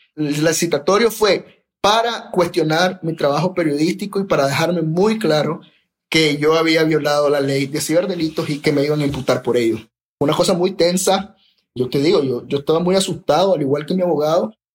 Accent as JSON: {"language": "Spanish", "country": "Nicaragua", "said": "soy nicaragüense y periodista"}